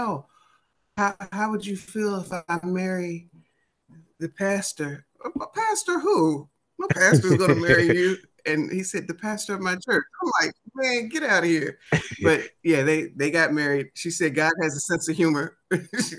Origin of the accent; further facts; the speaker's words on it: Oxon Hill, Maryland, United States; accent: DC accent; also born or lived in Washington, D.C.; I am from the DMV. D.C., Maryland